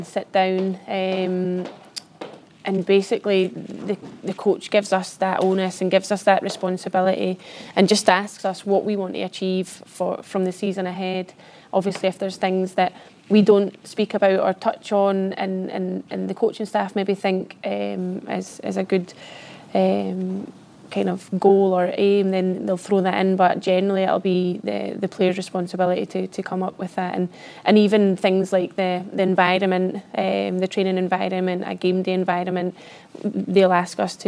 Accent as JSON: {"language": "English", "area": "the Borders", "region": "Scotland", "country": "United Kingdom", "tie": "born or raised there", "said": "I come from the Borders, a small village in the Borders, and I was the only girl that played football down there"}